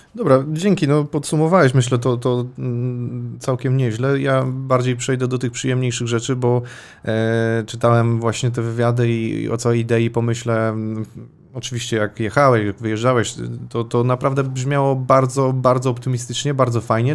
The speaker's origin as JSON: {"language": "Polish", "region": "Łódź Voivodeship", "country": "Poland", "said": "ja też pochodzę gdzieś tam spod Łodzi"}